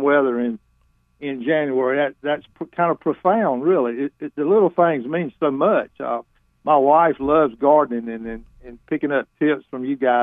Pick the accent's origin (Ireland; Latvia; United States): United States; Raleigh, North Carolina; moved away; I grew up in Boiling Heights